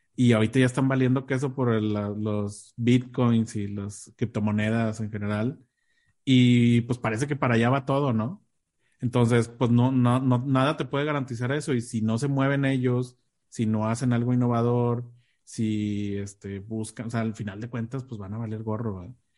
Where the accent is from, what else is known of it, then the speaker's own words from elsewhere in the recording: Mexico; teníamos acá en México